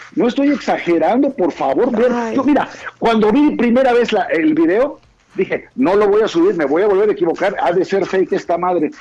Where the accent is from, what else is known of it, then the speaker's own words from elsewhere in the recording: Mexico; sí estoy enojado como mexicano, como ciudadano